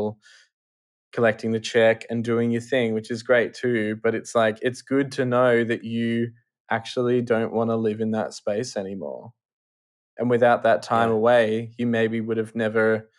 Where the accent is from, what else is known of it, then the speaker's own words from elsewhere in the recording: Australia; being an Australian